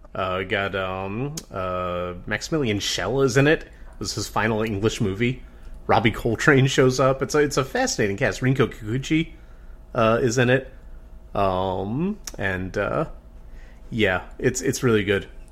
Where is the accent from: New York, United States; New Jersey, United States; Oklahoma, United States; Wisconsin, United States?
New Jersey, United States; Dunellen; my hometown of Danella, New Jersey